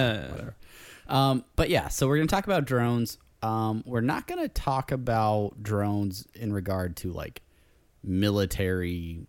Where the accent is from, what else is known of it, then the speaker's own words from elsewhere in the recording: Buenos Aires, Argentina; I'm from Buenos Aires. I say kill them all.